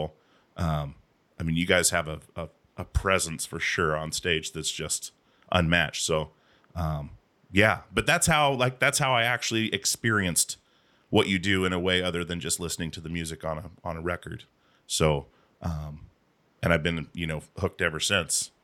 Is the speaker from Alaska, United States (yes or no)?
yes; Alaska, United States; moved away as an adult; also born or lived in Portland; we moved down to Portland from Alaska